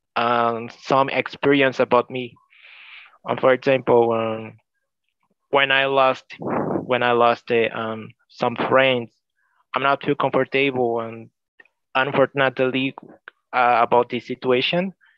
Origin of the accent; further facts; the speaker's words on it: São Paulo, Brazil; English is a second language; I currently live with my family, in São Paulo, Brazil, since I was born